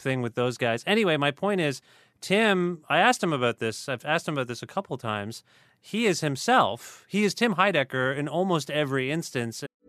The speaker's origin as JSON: {"language": "English", "country": "Canada"}